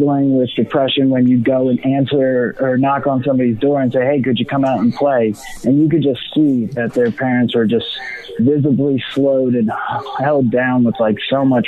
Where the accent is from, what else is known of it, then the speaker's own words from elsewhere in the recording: Atlantic City, New Jersey, United States; I grew up in Atlantic City, New Jersey